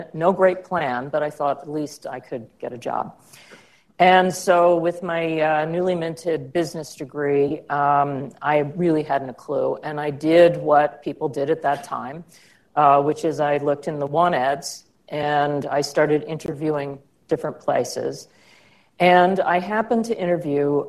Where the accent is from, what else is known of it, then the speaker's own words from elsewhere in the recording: outside of Baltimore, Maryland, United States; I grew up outside of Baltimore and in an area that now is more developed, but the time I grew up was rural.